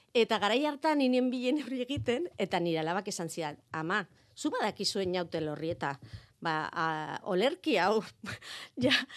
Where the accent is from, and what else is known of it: Zaragoza, Aragon, Spain; born or raised there; Basque is a second language; moved away as an adult; also born or lived in Pamplona, Spain; now in Aranguren, Spain